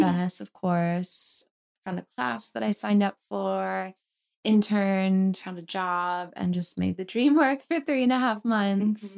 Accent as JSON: {"language": "English", "town": "Philadelphia", "region": "Pennsylvania", "country": "United States", "tie": "born or raised there", "also_born_or_lived": "Boston", "moved": "as an adult", "lives_now": "Los Angeles, United States", "said": "I grew up right outside of Philadelphia in, it's called the Main Line"}